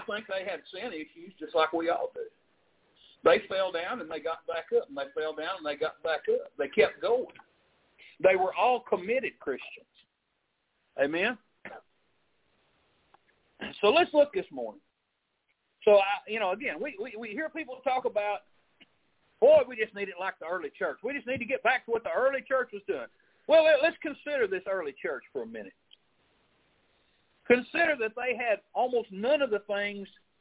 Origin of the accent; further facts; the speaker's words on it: Arkansas, United States; moved away; I grew up in Arkansas